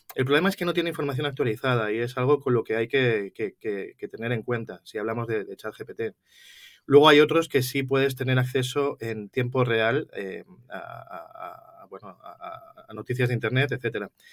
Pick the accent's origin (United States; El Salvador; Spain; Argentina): Spain; Madrid, Community of Madrid; yo soy originario de Madrid, soy lo que se llama eh, un, gato